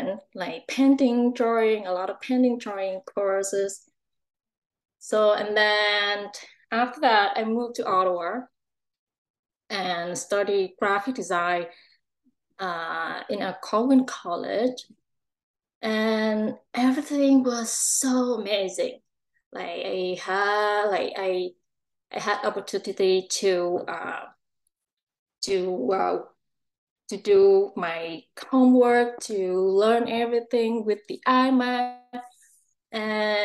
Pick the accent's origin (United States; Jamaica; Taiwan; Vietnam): Vietnam; moved away as an adult; also born or lived in Ho Chi Minh City, Vietnam; now in Langley, Canada; my hometown, the place that I was born. Is Vietnam